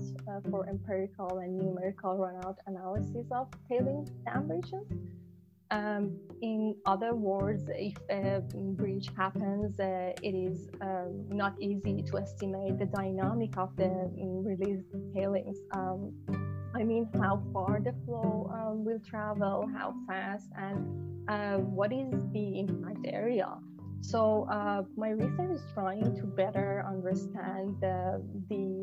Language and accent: English; Shiraz, Fars, Iran; moved away as an adult; also born or lived in Italy / Waterloo, Canada; I'm originally from Shiraz, Iran